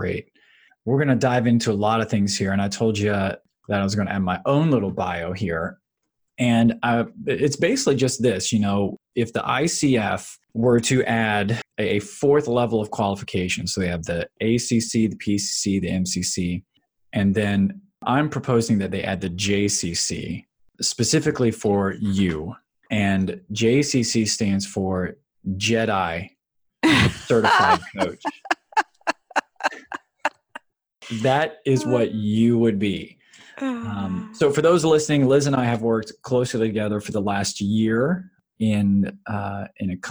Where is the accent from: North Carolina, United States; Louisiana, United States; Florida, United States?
Florida, United States; now in Virginia, United States; I'm from the South. I grew up in Florida and I reside here in Virginia as well